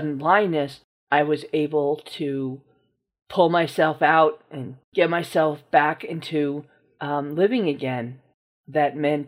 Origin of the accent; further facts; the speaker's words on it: New Rochelle, New York, United States; I'm from New Rochelle, New York